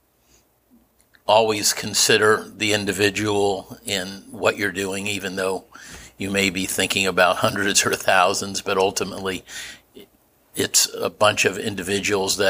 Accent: Kansas City, Missouri, United States; also born or lived in Chicago; We grew up in Brookside with a pocket park in the middle of our block

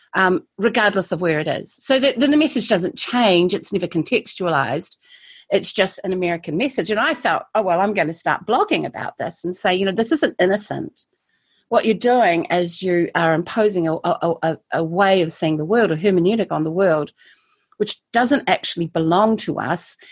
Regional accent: Christchurch, Canterbury, New Zealand; also born or lived in Taiwan; I'm a native, i I say, a native of Christchurch. I've always lived here, except when I haven't lived here

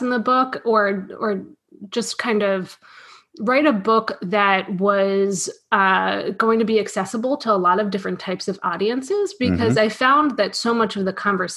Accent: New York City, New York, United States; now in Philadelphia, United States; I grew up in New York City. I grew up in apartment buildings.

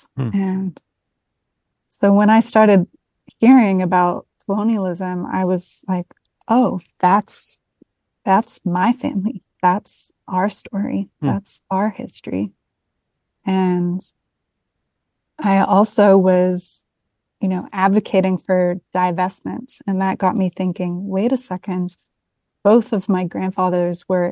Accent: London, United Kingdom; I was born and raised in London, England

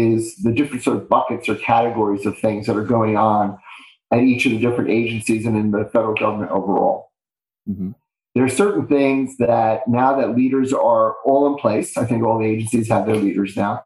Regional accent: New York City, New York, United States; It was a true city experience growing up in Bay Ridge, Brooklyn

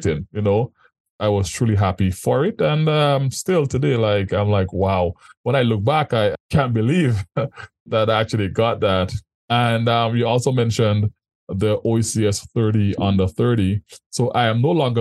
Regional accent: Paradise, Saint Andrew, Grenada; moved away as an adult; also born or lived in Mexico; now in Canada; I was born and raised in Grenada, in St. Mm-hmm. Andrew, Paradise to be exact

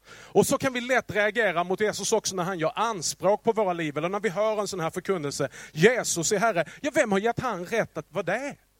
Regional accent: Skåne, Sweden; accent: Scanian (skånska); min skånska

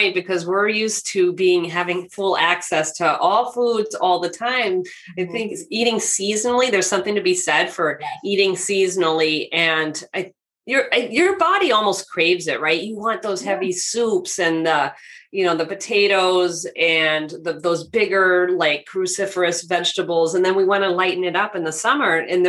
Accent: West Coast, United States; So, I grew up on the West Coast, so they would crop dust the crops with pesticides and chemicals.

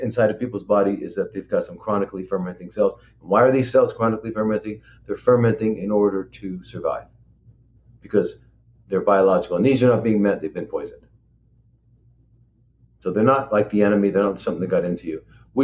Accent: Los Angeles, California, United States; I grew up in Hollywood

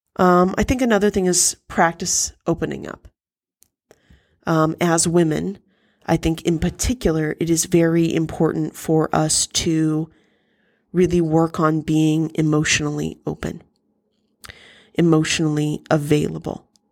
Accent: United States; as an American

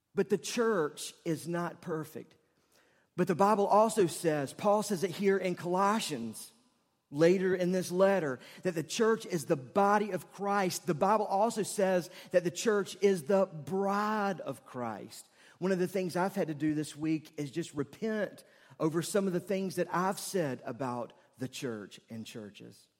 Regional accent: Charlotte, North Carolina, United States; I grew up in West Charlotte

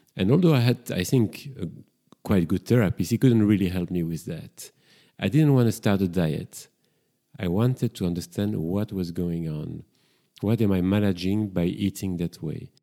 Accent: Brussels, Brussels-Capital Region, Belgium; accent: French; English is a second language; now in London, United Kingdom; I've been living in London for quite a few years, and I'm originally from Brussels. That's why I've got this strong French accent

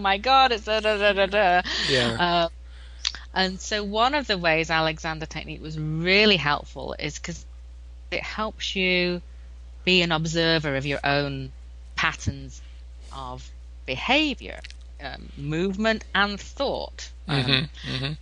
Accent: England, United Kingdom; now in United States; I'm from England, as you may be able to tell from my accent.

